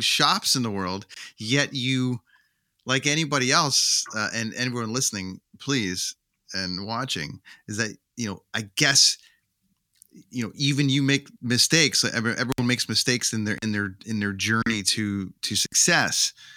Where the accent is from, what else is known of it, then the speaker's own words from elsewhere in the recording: Canada; as a Canadian